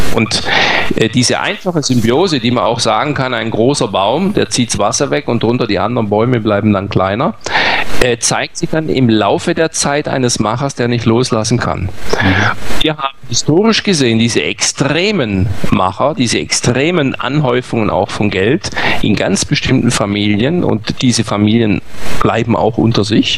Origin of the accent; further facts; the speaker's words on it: Germany; als Deutsche